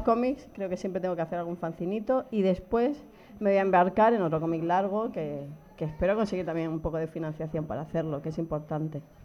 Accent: Region of Murcia, Spain; moved away; Soy muy, muy murciana y lo llevo muy a gala

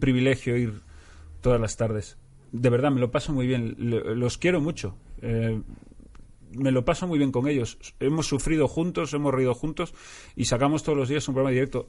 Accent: Galicia, Spain; now in Madrid, Spain; soy gallego

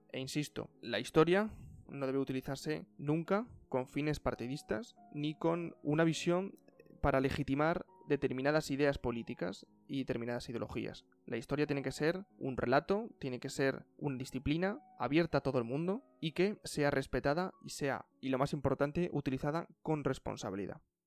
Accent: Spain; como españoles

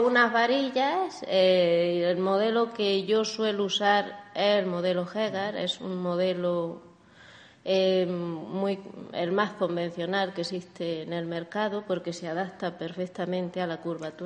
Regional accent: Granada, Andalusia, Spain; now in Barcelona, Spain; yo como soy de Andalucía, soy de Granada

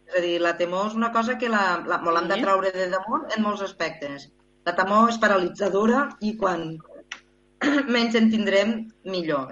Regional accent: Terres de l'Ebre, Catalonia, Spain

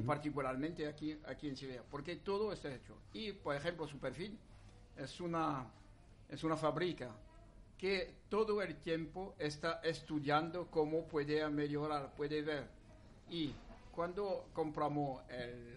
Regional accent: France; Spanish is a second language; soy francés

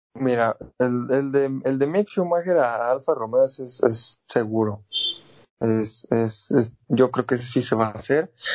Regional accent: Mexico; como mexicano

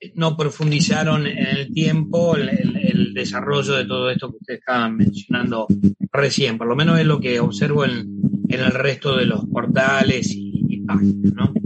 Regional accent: Cañada de Gómez, Santa Fe, Argentina; now in Rosario, Argentina; mi pueblo donde estudié, donde vivía, que era Cañada de Gómez

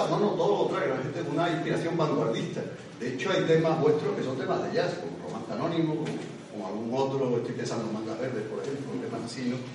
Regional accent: Seville, Andalusia, Spain; como casi todos los sevillanos, yo

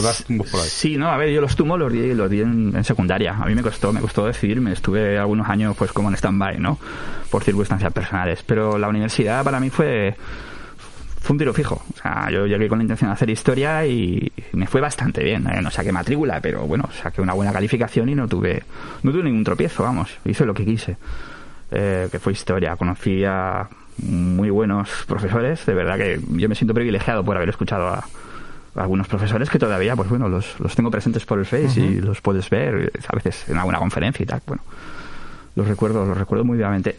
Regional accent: Valencian Community, Spain; soy nacido, yo nací en Valencia, en el hospital clínico, pero he residido aquí desde, desde aquel día

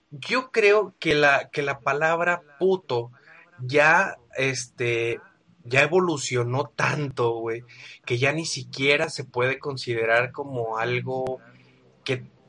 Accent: Guadalajara, Jalisco, Mexico; aquí en mi tierra, en Guadalajara

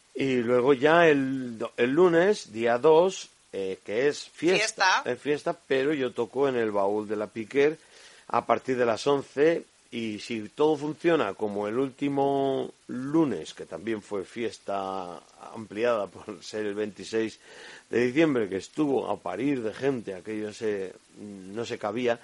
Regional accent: Burgos, Castile and León, Spain; que tenemos en Burgos

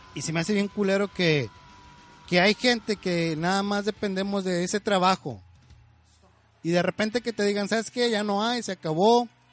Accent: Durango, Mexico; now in Chicago, United States; en mi ciudad, en, en el lugar donde yo nací, en Durango, se hacía el grito de independencia ahí en la Plaza Cuarto Centenario

